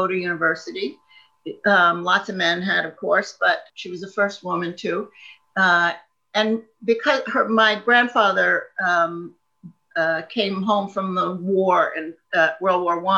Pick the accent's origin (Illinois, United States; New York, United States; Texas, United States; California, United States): New York, United States; Long Island; moved away as an adult; also born or lived in Ohio; now in Scotland, United Kingdom; I grew up right outside of Manhattan